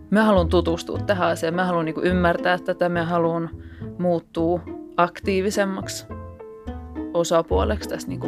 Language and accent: Finnish; Lappeenranta, South Karelia, Finland; now in Helsinki, Finland; Mä oon alun perin Lappeenrannasta, mutta mä oon asunut aika ison osan tästä aikuiselämästä täällä Helsingissä.